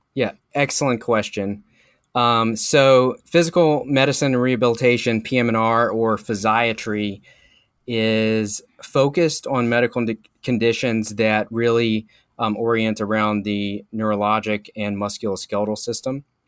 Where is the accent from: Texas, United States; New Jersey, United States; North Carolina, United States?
North Carolina, United States; Charlotte; also born or lived in St. Louis, Missouri; Moved back to Charlotte, North Carolina, where I had gone to high school and lived for most of my life